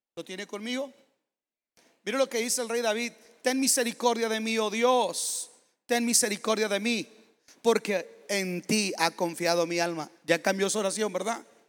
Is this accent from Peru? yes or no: no; Mexico; moved away; yo soy mexicano